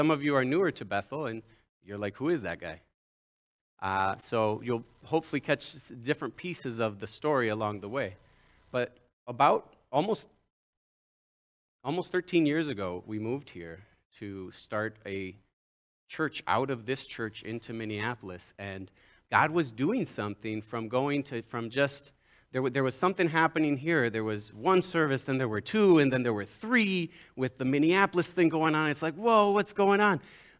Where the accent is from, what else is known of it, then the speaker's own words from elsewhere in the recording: Mexico; Some of you know I grew up in Mexico as a son of church planters, the only son, three sisters.